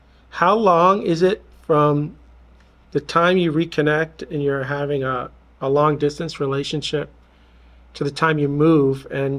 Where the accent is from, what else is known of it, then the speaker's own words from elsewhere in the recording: Florida, United States; I'm from Florida.